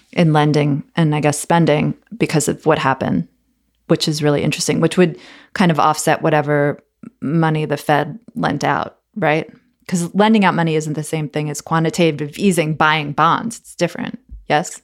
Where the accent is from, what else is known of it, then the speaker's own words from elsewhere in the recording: United States; I'm an American